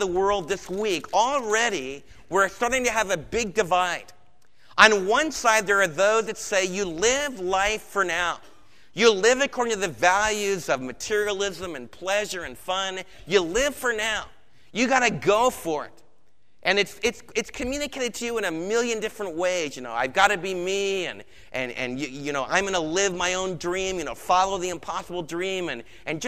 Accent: United States; for us as Americans

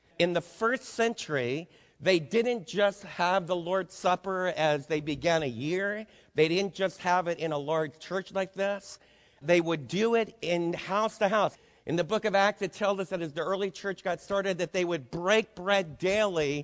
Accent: New York City, New York, United States; moved away; also born or lived in Adirondacks, New York; I was raised in New York City

